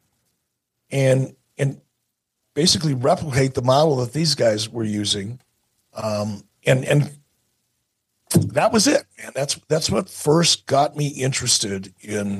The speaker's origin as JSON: {"language": "English", "town": "Detroit", "region": "Michigan", "country": "United States", "tie": "born or raised there", "also_born_or_lived": "Pittsburgh / Montana", "moved": "yes", "said": "when I was a kid growing up in Detroit."}